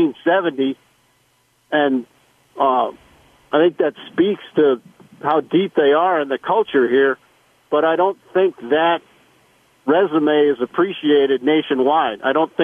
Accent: Chicago, Illinois, United States; moved away; I grew up in Chicago.

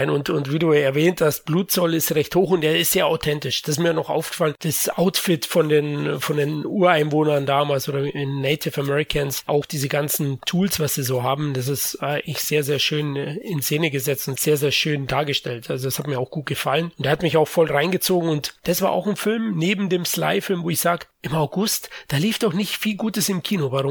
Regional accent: France; sage immer Clavier, aber gut, ich bin ja Franzose.

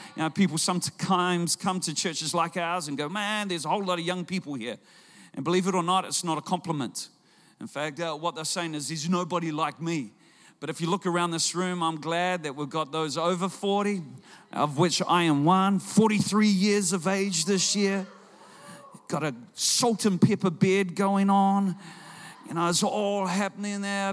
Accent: Auckland, New Zealand; I'm from Auckland

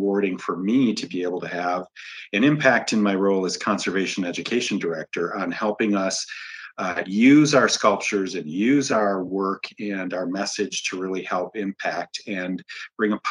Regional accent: Michigan, United States; moved away; I grew up landlocked in Michigan.

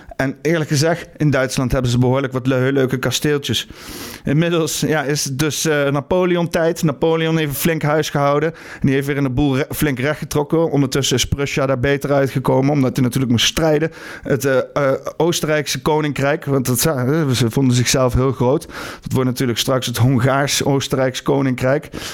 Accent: Netherlands

